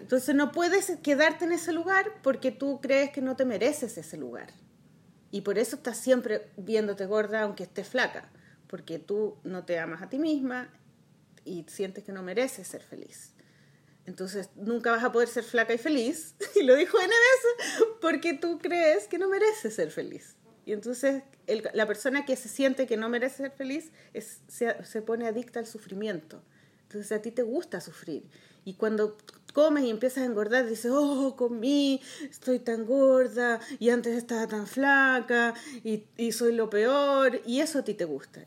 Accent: Chile; soy chilena

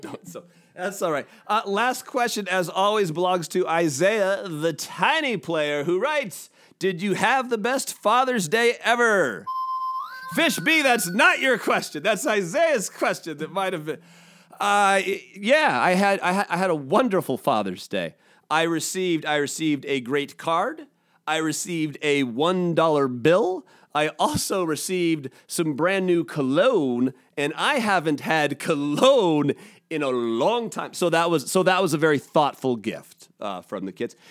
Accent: Seattle, Washington, United States; I'm a Seattle guy

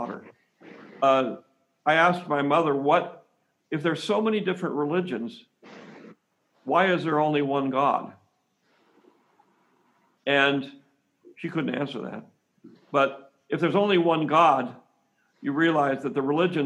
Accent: San Francisco, California, United States; I'm from California. I'm from San Francisco, the Zen Buddhism capital of the United States.

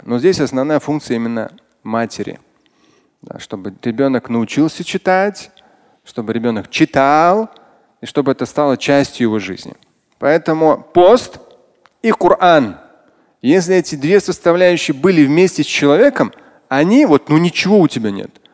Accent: Tatarstan, Russia; я татарин, я мусульманин

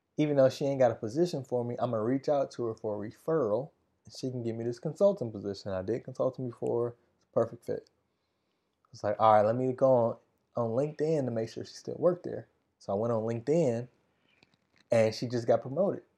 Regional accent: Wisconsin, United States; my hometown race in Wisconsin

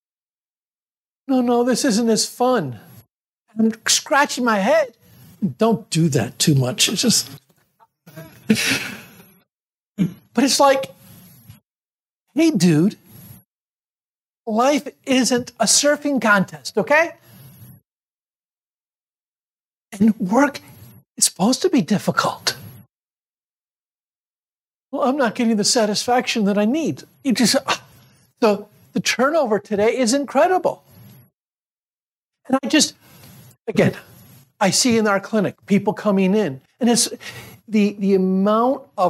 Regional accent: Syracuse, New York, United States; I grew up in Syracuse, New York

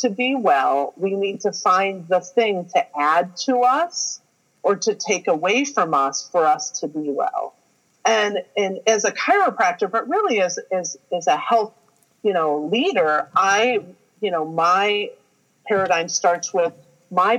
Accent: Ohio, United States; I'm a girl from Ohio

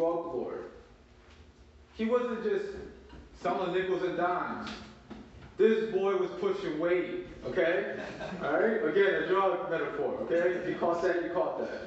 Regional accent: Baltimore, Maryland, United States; moved away as an adult; now in Atlanta, United States; When I was growing up in Baltimore City

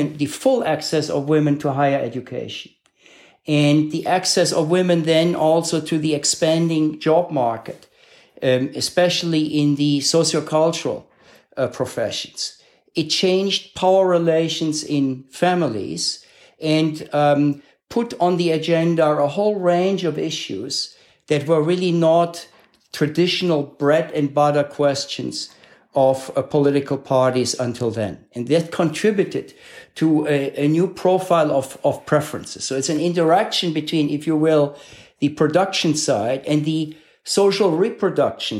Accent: Cologne, North Rhine-Westphalia, Germany; moved away as an adult; now in United States; a member of sort of the social democratic subculture of my hometown of Cologne

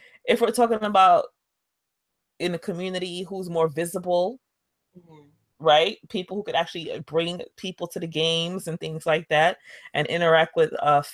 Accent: New York, United States; I'm a New Yorker

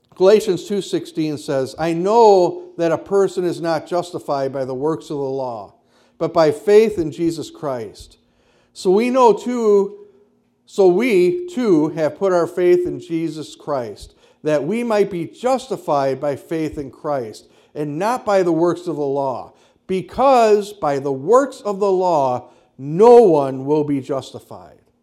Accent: Kenosha, Wisconsin, United States; I grew up in the Lutheran church on the south side of Kenosha

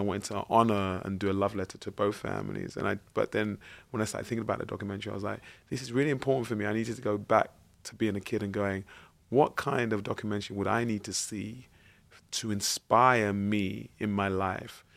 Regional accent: London, United Kingdom; growing up in East London, I, I was born and bred in Plasto

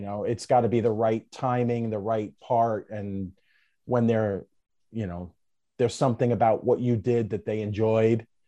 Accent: New York City, New York, United States; I'm from Brooklyn

